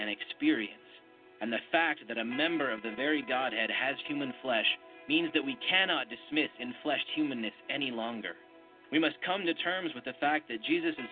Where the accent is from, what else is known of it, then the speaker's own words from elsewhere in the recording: Wyoming, United States; also born or lived in Birmingham; now in Atlanta, United States; I grew up in Wyoming